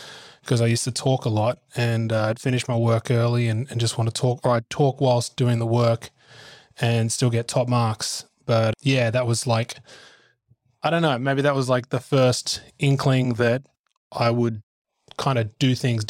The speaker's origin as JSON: {"language": "English", "town": "Gymea Bay", "region": "New South Wales", "country": "Australia", "tie": "born or raised there", "said": "then I was raised in Gymer Bay in the Sutherland Shire."}